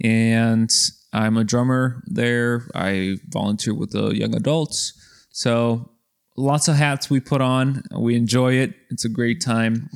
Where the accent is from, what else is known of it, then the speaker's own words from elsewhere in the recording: Mexico; we're from Mexico